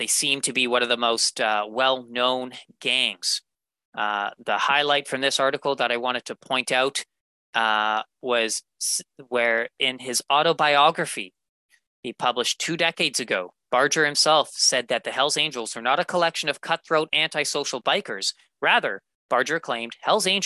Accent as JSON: {"language": "English", "country": "Canada", "said": "I am Canadian"}